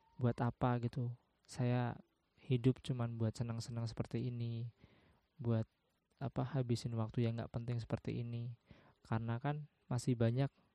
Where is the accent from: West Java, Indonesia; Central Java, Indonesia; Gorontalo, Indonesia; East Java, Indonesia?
Central Java, Indonesia; Semarang; Eh, saya dilahirkan di Semarang. Saya domisili di Semarang.